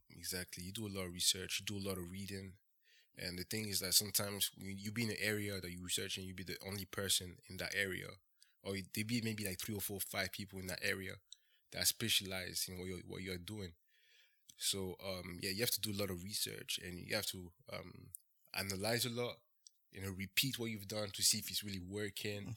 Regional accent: Ferney-Voltaire, Auvergne-Rhône-Alpes, France; moved away as an adult; also born or lived in Bradford, England; I was born and raised in France. Uh, I grew up, uh, next to, uh, Switzerland, uh, next to Geneva, actually

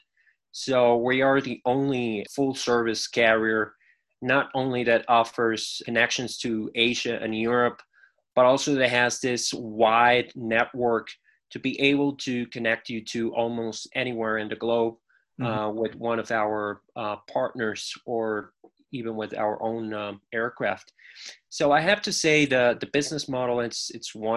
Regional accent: Mexico; I got an offer to come back to Mexico

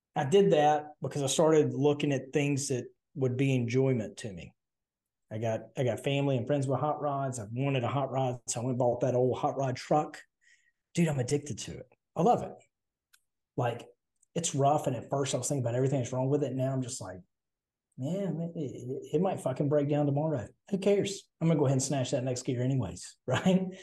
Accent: Southern, United States; accent: Southern; I'm Southern

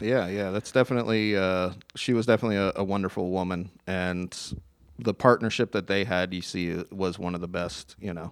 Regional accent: Tucson, Arizona, United States; I grew up in Tucson

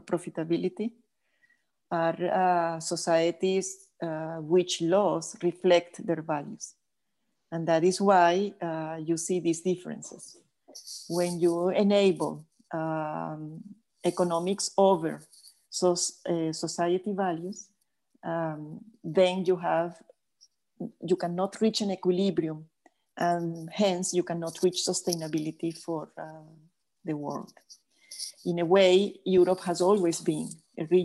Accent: Venezuela; I am Italian, but I was born and raised in Venezuela

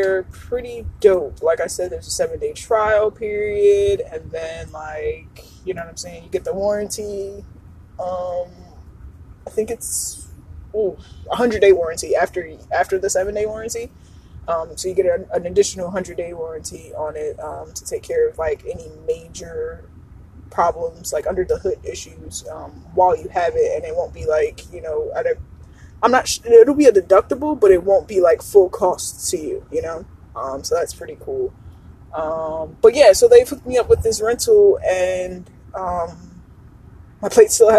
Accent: New Jersey, United States; I love that I'm from Jersey

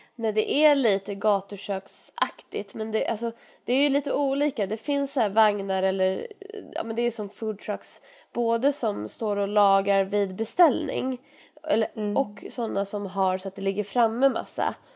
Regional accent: Sweden; oss som är svenskar

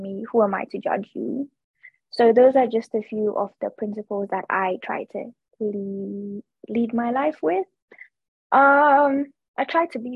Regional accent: Kenya; I am a fourth generation Kenyan. I think that is something that I take a lot of pride in. Obviously, I'm of Indian descent, but all of my formative experiences have been in Kenya

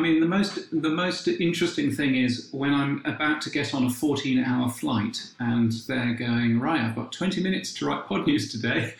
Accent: United Kingdom; being a Brit

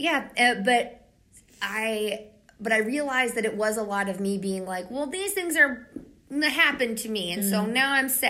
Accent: Pennsylvania, United States; oh, we're from Pennsylvania, all the way from Pennsylvania.

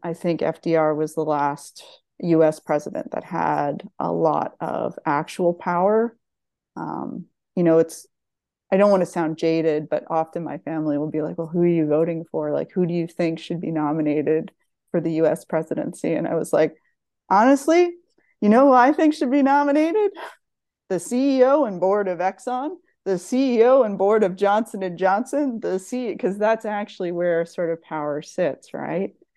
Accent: Nova Scotia, Canada; moved away as an adult; also born or lived in Ontario; now in California, United States; growing up in Nova Scotia

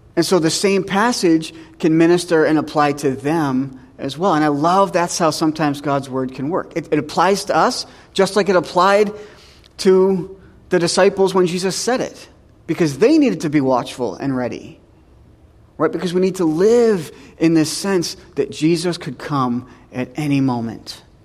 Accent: New Hampshire, United States; moved away; I'm from New Hampshire

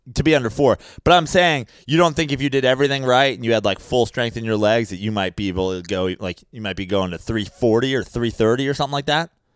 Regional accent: New York, United States; as a New Yorker

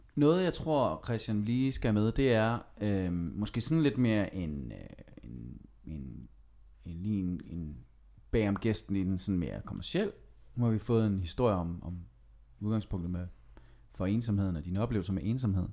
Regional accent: Skive, Central Denmark Region, Denmark; jeg er selv fra Skive

